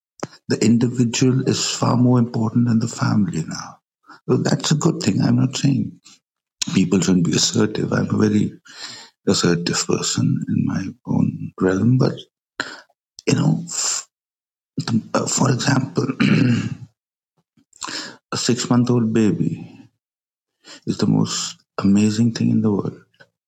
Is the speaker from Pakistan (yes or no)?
yes; Pakistan; I'm from Pakistan